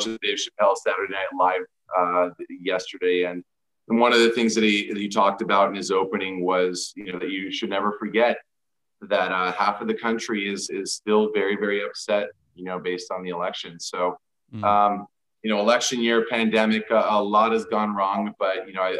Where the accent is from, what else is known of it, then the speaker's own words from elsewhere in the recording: Anaheim, California, United States; I was born in Anaheim, California